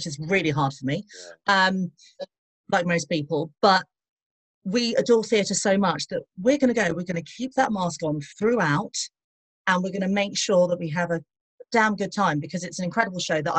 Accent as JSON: {"language": "English", "region": "England", "country": "United Kingdom", "said": "We're English"}